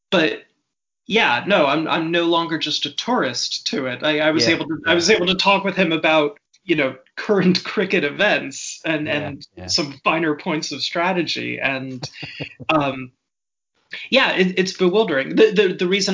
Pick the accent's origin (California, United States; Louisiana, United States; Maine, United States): California, United States; San Diego; moved away; I grew up around a lot of South African people. I'm from San Diego, California originally